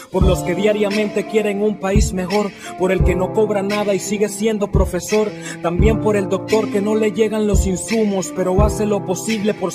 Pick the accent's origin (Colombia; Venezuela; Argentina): Venezuela; uno de mis principales orgullos es decir donde sea que soy venezolano.